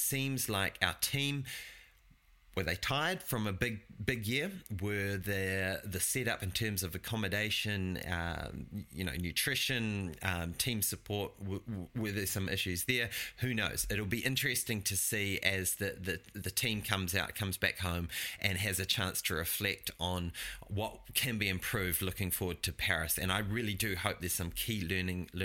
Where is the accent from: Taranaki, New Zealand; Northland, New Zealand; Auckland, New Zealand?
Taranaki, New Zealand; I'm from Taranaki, so they're all like, yay, Taranaki girl